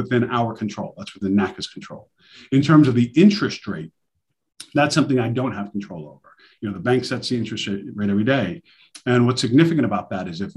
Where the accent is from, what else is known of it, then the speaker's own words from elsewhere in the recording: New York City, New York, United States; I'm from New York City myself, Queens. So I know Brooklyn very well. I stomped in Brooklyn all coming up.